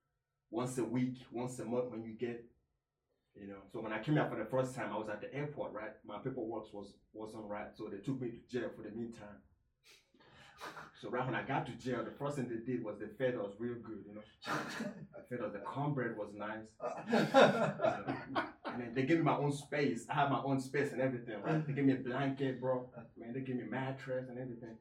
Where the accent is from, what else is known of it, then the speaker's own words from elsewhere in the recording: Nigeria; now in United States; when I grew up in Nigeria, it was rough